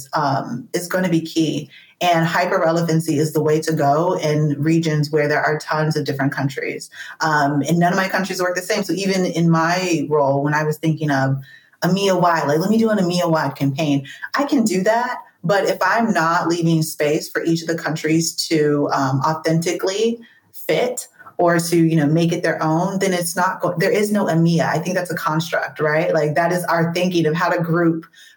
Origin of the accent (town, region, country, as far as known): United States; moved away as an adult